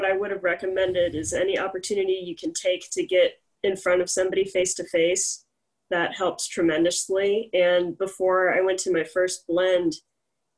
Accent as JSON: {"language": "English", "town": "Houston", "region": "Texas", "country": "United States", "moved": "yes", "said": "originally I'm from Houston"}